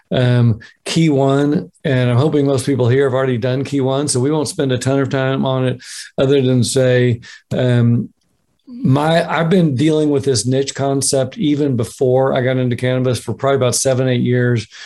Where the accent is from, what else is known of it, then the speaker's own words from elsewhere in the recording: Oklahoma, United States; my home state of Oklahoma